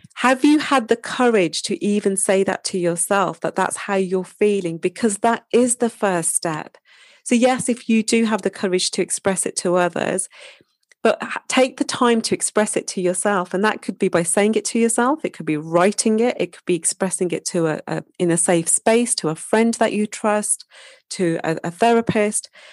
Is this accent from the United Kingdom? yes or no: yes; Wolverhampton, West Midlands, United Kingdom; moved away; my hometown, Wolverhampton